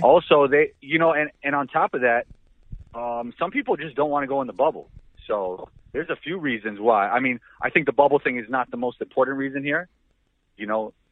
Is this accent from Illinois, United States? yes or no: no; New York City, New York, United States; also born or lived in Israel; I grew up in New York City with a lot of really good basketball players